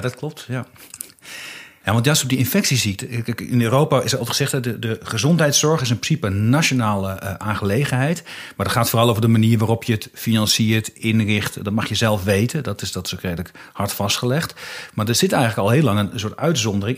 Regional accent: Haaksbergen, Overijssel, Netherlands; Ik ben zelf opgegroeid in Haaksbergen. Dat ligt echt strak aan de grenzen in Twente.

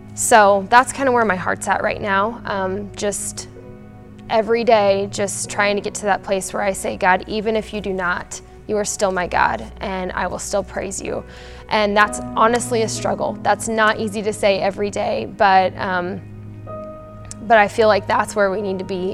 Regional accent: Kearney, United States; moved away as an adult; now in Aurora; I grew up in Kearney Free and in Kearney, and I moved to Aurora when I married my husband Jonathan

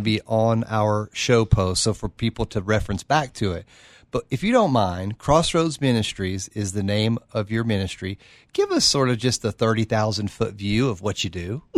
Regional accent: Oak Ridge, Tennessee, United States; I'm from Oak Ridge

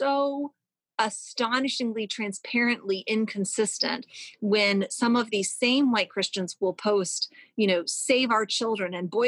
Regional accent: Louisville, Kentucky, United States; where I'm from, where I grew up as the daughter of two lawyers

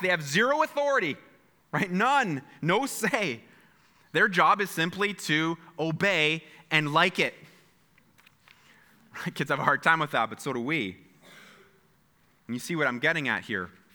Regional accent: Canada; we are so Canadian

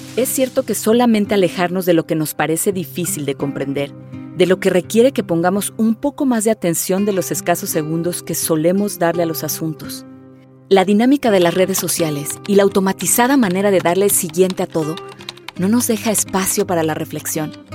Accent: Mexico; soy actriz, pero sobre todo soy mexicana

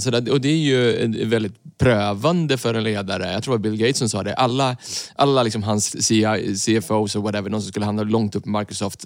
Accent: Sweden; Vi är ju svenskar

